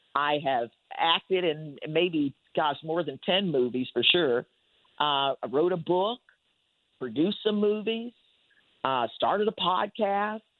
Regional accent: Winston-Salem, North Carolina, United States; I grew up in Winston Salem, North Carolina

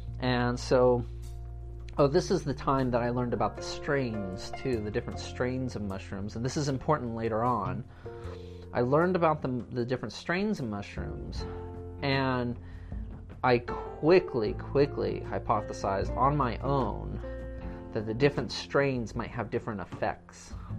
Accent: California, United States; So I was kind of like trying to invoke California, my home state, and I was trying to kind of invoke like the feelings, I guess, I got when I was up in, you know, Northern California along the coastline

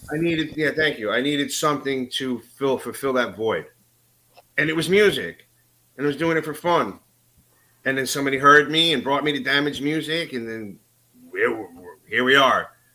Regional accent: New York City, New York, United States; now in North Jersey, United States; I grew up in Astoria, Queens

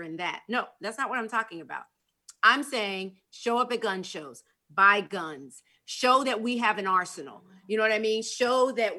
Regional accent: Stone Mountain, Georgia, United States; Stone Mountain, Georgia. That's my hometown.

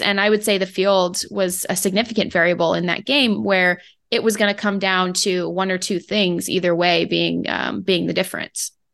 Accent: Phoenix, Arizona, United States; moved away; as a phoenix resident, like, former, longtime, born and raised in Phoenix, Arizona

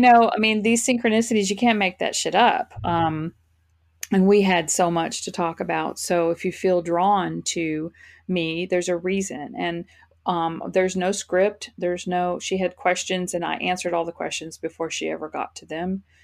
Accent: Fort Worth, Texas, United States; now in Florida, United States; moved to Fort Worth, Texas, where I am from

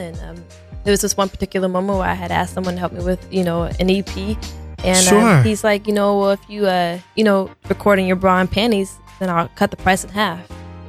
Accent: Portland, Oregon, United States; moved away as an adult; now in Los Angeles, United States; I'm from Portland. I come to this really big city

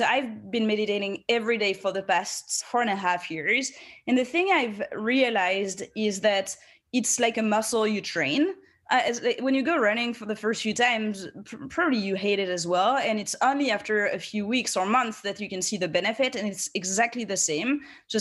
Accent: France; moved away as an adult; now in United States; I grew up in France and then I've spent 7 years in the US

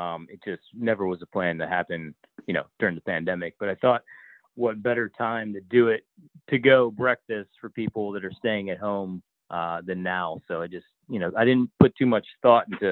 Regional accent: Maryland, United States; I grew up in Maryland

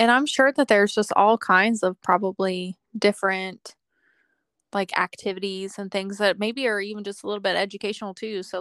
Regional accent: Okinawa, Japan; born there; I mean, I was born in Okinawa

